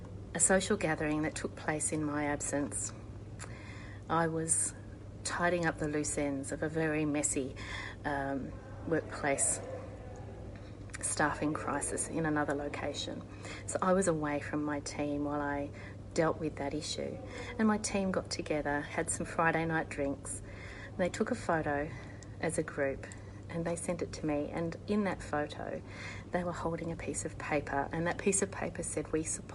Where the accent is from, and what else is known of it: Australia